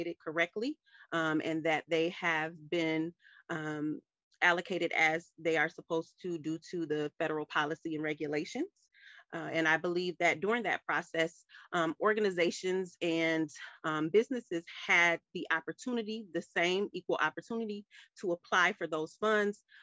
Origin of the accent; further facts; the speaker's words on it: Ypsilanti, Michigan, United States; I'm native to Washtenaw County, born and raised in Ypsilanti, Michigan